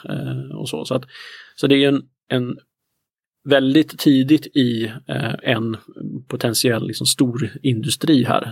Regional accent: Närke, Örebro County, Sweden; jag är ju närking i grunden

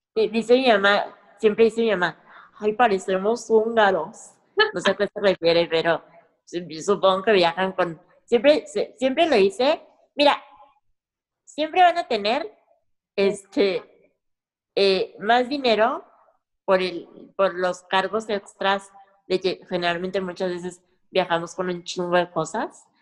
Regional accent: Mexico; aunque esté en mi rancho, en mi, en mi país

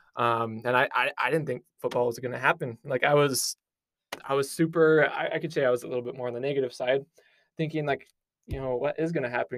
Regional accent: Riverton, Utah, United States; I'm from Riverton, Utah.

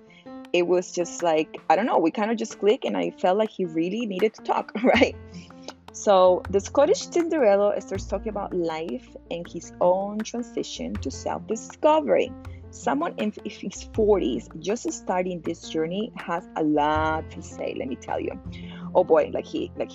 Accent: Miami, Florida, United States; I'm from Miami

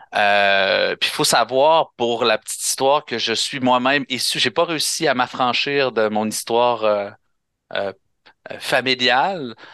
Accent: Quebec, Canada; On est combien de Québécois? On est rendu quoi? On est rendu à 9 millions

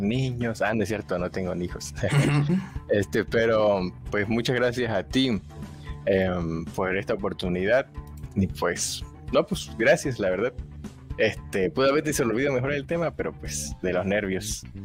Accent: Tabasco, Mexico; yo soy tabasqueño

